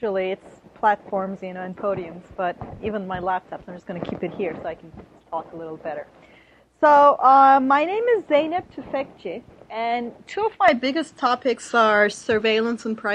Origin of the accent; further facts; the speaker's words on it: Turkey; it was my home country where I knew the politics inside out